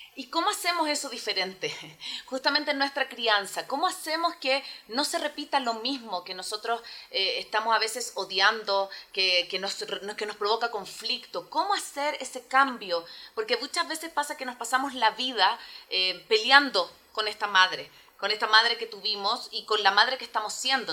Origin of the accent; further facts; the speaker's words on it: Chile; now in Ecuador; yo vivo en, em, en Ecuador, pero soy chilena